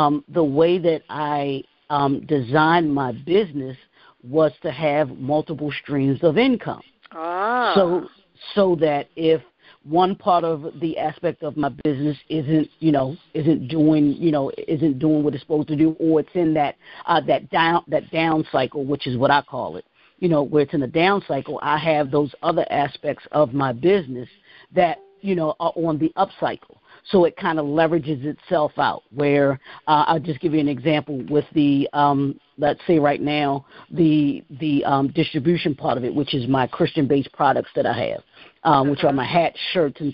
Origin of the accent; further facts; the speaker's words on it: Baltimore, Maryland, United States; grew up in Baltimore, grew up, born and raised in Baltimore, Maryland